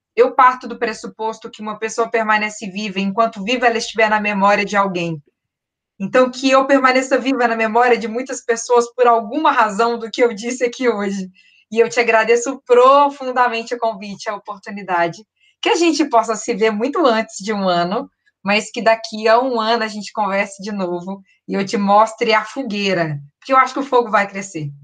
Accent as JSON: {"language": "Portuguese", "town": "Belo Horizonte", "region": "Minas Gerais", "country": "Brazil", "tie": "born or raised there", "also_born_or_lived": "Rio de Janeiro", "said": "eu nasci no Rio, tenho, fui criada em terras mineiras"}